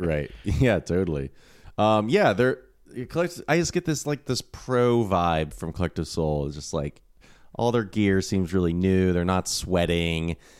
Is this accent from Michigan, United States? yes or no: no; Atlanta, Georgia, United States; I was growing up in Atlanta